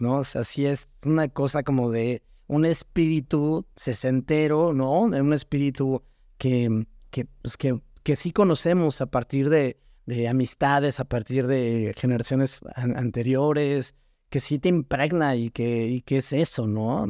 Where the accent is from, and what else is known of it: Mexico